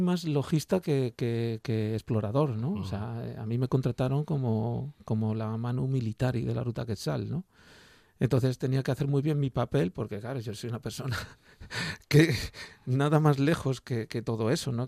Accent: Tierra de Pinares, Segovia, Castile and León, Spain; yo soy de tierra de pinares, en mi pueblo hay unos pinares tremendo en Segovia

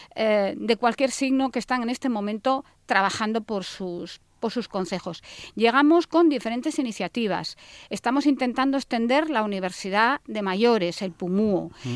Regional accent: Asturias, Spain

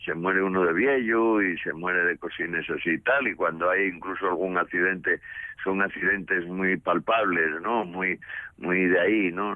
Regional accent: Asturias, Spain

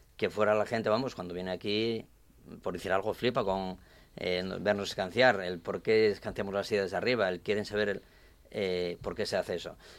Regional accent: Asturias, Spain; vengo de aquí de Asturias

